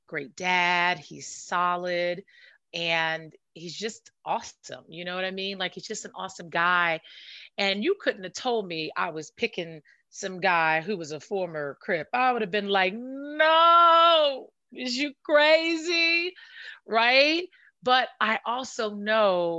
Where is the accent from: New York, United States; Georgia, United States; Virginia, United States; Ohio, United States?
New York, United States; New York City; also born or lived in Washington, D.C. / Maryland area; now in California, United States; I'm from Brooklyn